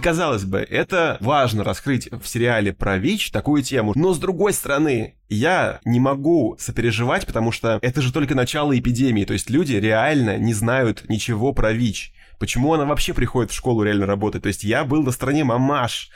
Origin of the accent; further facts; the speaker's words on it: Moscow Oblast, Russia; я потому что вырос э, в Подмосковье, как бы в таком небольшом поселке